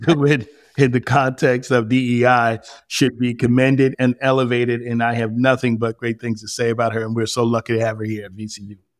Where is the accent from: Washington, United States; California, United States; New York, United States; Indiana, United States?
New York, United States; moved away; I grew up in New York to a teen mob